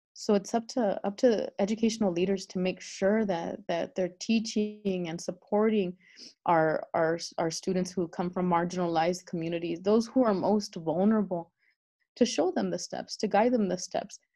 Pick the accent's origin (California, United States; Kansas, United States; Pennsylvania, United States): California, United States; El Monte; moved away as an adult; I grew up in El Monte, um, which is about 12 miles east of downtown Los Angeles, my entire life